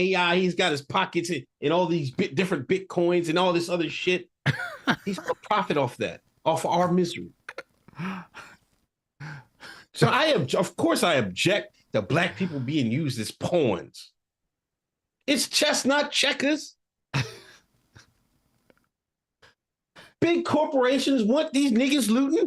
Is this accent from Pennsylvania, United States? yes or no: yes; Exton, Pennsylvania, United States; also born or lived in Philadelphia area; I'm the nigga from the streets. I'm the nigga from Exton, Pennsylvania